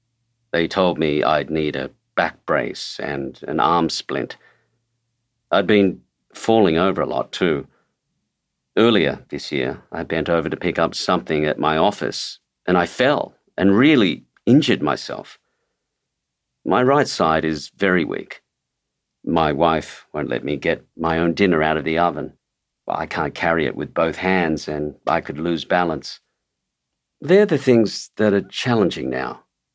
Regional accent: Sydney, New South Wales, Australia; also born or lived in Broadford, Australia; I was born in Broadford in Victoria, and then my father went to New Guinea during the war, so we came over to Sydney to stay with my auntie and uncle.

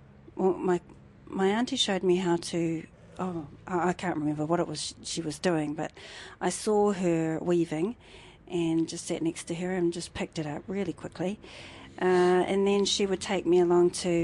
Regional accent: Hamilton, Waikato, New Zealand; moved away as an adult; also born or lived in Rotorua / Ōtaki; now in Palmerston North, New Zealand; I was brought up in Kirikiriroa in Hamilton

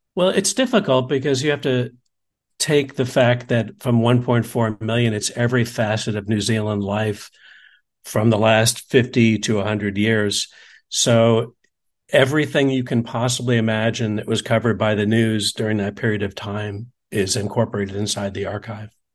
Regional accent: United States

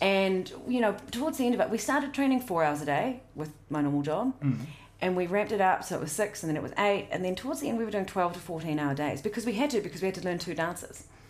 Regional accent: South Otago, New Zealand; I grew up in South Otago

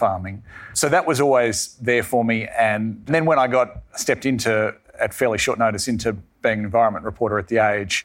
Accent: Tasmania, Australia; moved away as an adult; I'm from Tasmania, grew up there and now live there again, having moved away for a while

